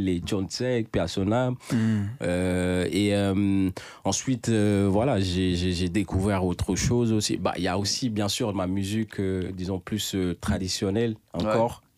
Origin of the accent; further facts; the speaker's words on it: Dakar, Senegal; also born or lived in Bakel, Senegal; je viens du Sénégal, de Dakar même si je suis né à Bakel, Bakel